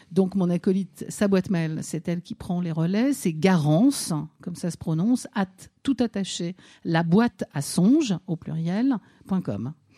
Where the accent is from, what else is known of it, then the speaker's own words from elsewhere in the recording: Nancy, Grand Est, France; moved away; je suis née en, province à Nancy